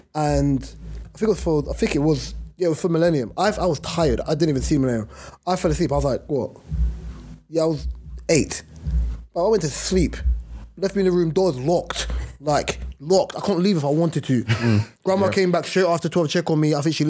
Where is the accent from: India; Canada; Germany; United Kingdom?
United Kingdom; because we're British, right, that we kind of reign supreme and we're the number ones